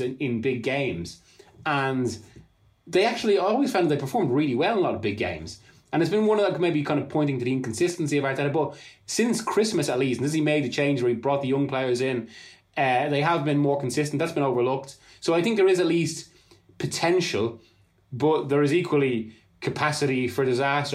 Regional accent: Ireland; being Irish

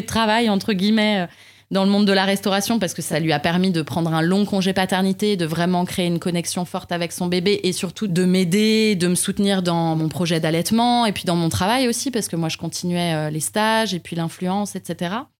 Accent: Paris, Île-de-France, France; also born or lived in Canada; en tant que Parisien

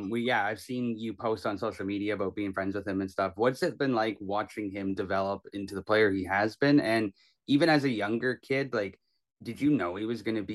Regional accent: Kamloops, British Columbia, Canada; I'm from Kamloops as well.

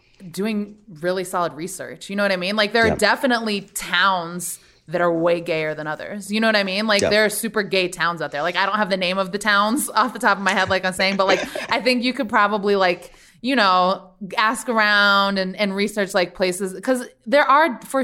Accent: New York, United States; I'm a New Yorker

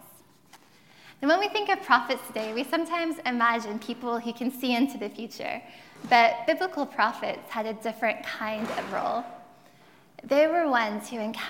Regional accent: Texas, United States; accent: Texas twang; moved away as an adult; now in United Kingdom; I've been in the UK for about 14 years, but before that, I grew up in Texas

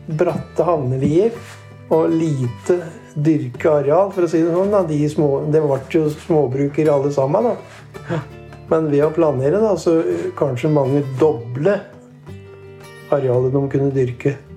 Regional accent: Årnes, Akershus, Norway; Født og oppvokst i Nines eller på Årnes, da. Bodd der i all min tid

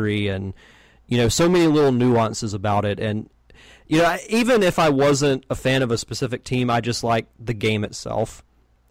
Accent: the South, United States; growing up in the South, it's mostly college that's big around here

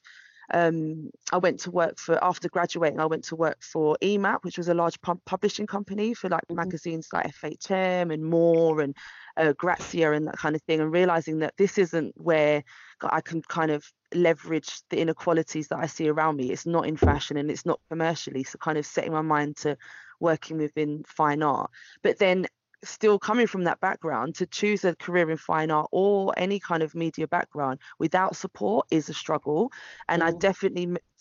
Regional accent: London, United Kingdom; growing up in Brixton, mixed race to a single parent mother in the 80s and 90s

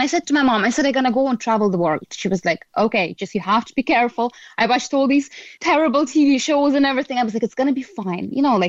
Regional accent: Latvia; moved away as an adult; now in Cork, Ireland; I'm originally myself from Latvia, you know, but I came to Ireland just under 16 years ago.

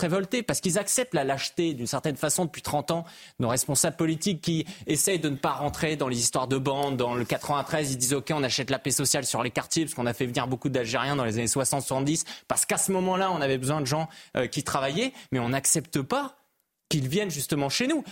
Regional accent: Brittany, France; je suis breton

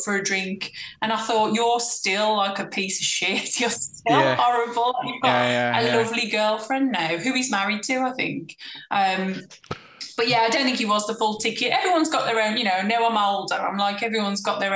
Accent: Black Country, West Midlands, United Kingdom; my hometown in the Black Country

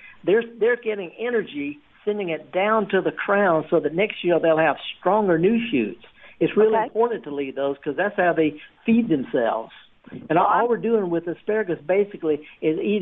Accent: the Mississippi Delta, United States; moved away; I'm from the Delta

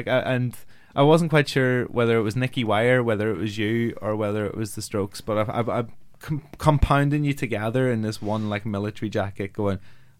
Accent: Omagh, Northern Ireland, United Kingdom; When I was 14, I had a military jacket. I'm a Irish Catholic who lived in Oma

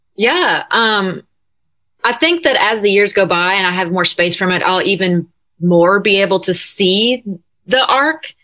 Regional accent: Nashville, Tennessee, United States; also born or lived in California; I am currently in Nashville, my hometown, and my home room.

